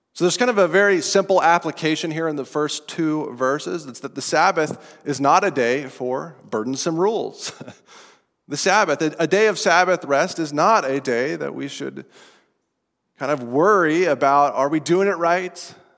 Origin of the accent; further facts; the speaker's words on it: Estes Park, Colorado, United States; This is outside of Estes Park, Colorado, where I grew up